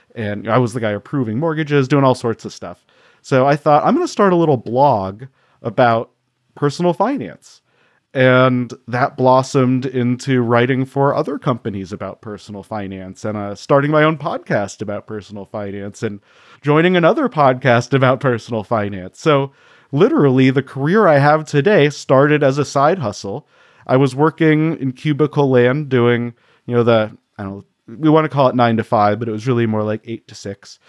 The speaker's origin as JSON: {"language": "English", "region": "Colorado", "country": "United States", "tie": "born or raised there", "said": "I grew up in Colorado, so skiing was part of what we wanted"}